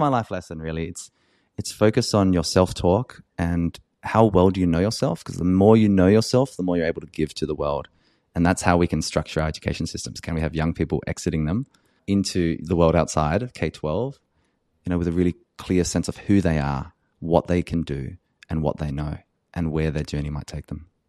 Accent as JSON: {"language": "English", "country": "Australia", "said": "an Australian white cisgender man"}